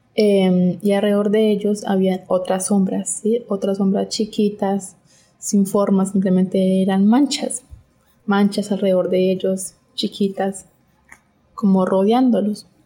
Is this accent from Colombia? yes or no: yes; Colombia; Soy de Colombia